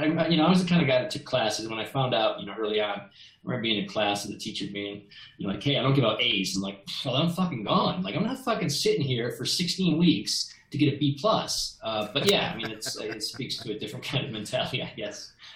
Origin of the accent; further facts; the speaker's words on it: East Coast, United States; now in San Francisco, United States; I grew up on the East Coast, and when I came out to San Francisco